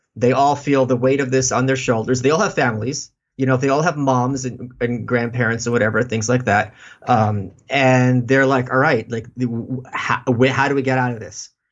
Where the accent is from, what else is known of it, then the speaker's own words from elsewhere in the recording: New York City, New York, United States; I'm a New Yorker. I've been here all my life.